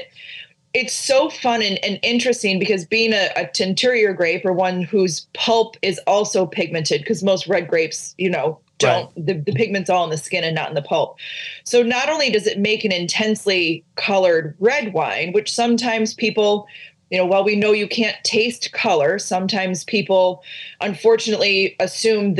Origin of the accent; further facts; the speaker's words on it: Finger Lakes, New York, United States; I grew up in the Finger Lakes